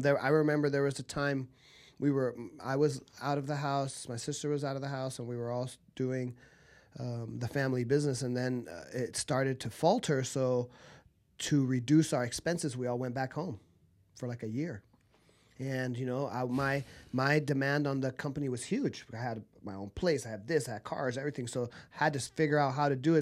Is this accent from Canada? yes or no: no; Southern California, United States; also born or lived in Argentina; I grew up in Southern California.